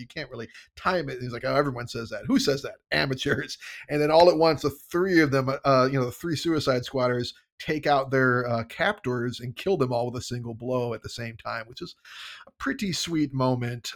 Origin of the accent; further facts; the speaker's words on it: United States; I'm an American